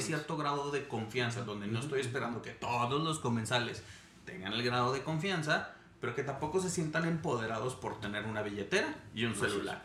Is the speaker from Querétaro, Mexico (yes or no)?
no; Monterrey, Nuevo León, Mexico; moved away as an adult; also born or lived in Mexico City / Switzerland; Soy nacido, crecido en Monterrey, me fui a vivir a Ciudad de México, viví en Suiza